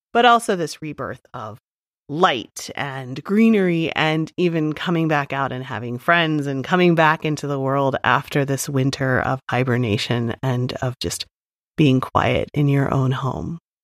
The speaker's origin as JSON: {"language": "English", "region": "Amish country in Pennsylvania", "country": "United States", "tie": "born or raised there", "said": "I grew up in Amish country in Pennsylvania"}